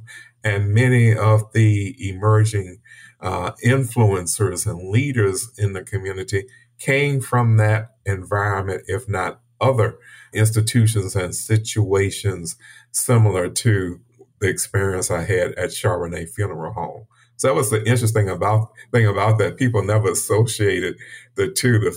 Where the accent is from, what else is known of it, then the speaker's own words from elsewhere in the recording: New Orleans, Louisiana, United States; I grew up in Central City, which is like uptown New Orleans